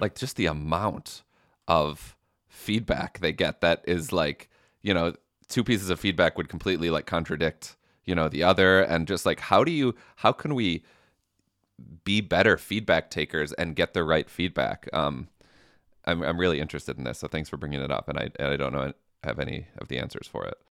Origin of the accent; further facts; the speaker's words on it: Midwest, United States; I'm from the Midwest